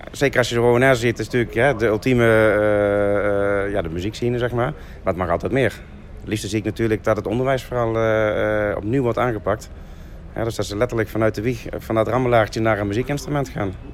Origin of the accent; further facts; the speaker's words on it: Limburg, Netherlands; En daar mogen we eigenlijk als Limburgers toch wel heel erg trots op zijn.